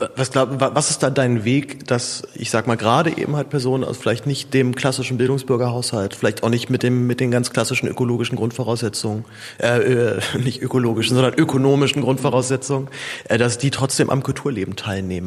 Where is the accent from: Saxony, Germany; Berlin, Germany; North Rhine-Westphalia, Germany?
Berlin, Germany; Zehlendorf; aus Zehendorf, wo ich aufgewachsen bin